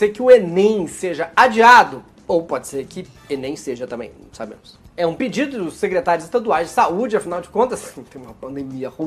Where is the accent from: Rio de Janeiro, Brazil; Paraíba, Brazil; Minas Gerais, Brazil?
Minas Gerais, Brazil; Eu sou de Minas, bolacha pra mim é um tapa na cara